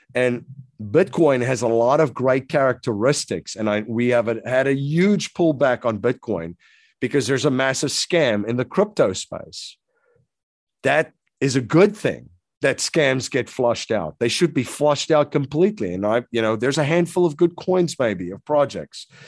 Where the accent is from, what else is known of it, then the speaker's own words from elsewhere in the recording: South Africa; moved away as an adult; now in United States; I'm originally from South Africa. So, I came to the U S in around two thousand and one